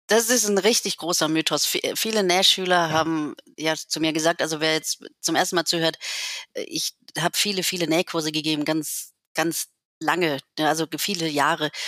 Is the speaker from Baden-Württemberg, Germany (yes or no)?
yes; Lake Constance, Baden-Württemberg, Germany; moved away as an adult; also born or lived in Berlin; Ich bin ja hier am Bodensee aufgewachsen